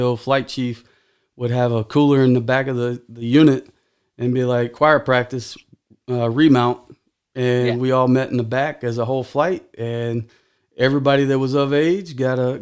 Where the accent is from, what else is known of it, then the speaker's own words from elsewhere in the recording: Texas, United States; I'm from Texas